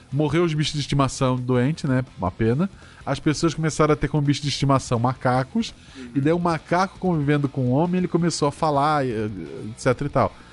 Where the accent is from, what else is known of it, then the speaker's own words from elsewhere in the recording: Florianópolis, Santa Catarina, Brazil; eu, eu nasci em Florianópolis, que é região de praia